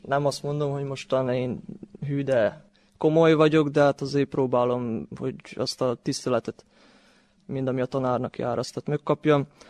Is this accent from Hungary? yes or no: no; Torda, Vojvodina, Serbia; én itt születtem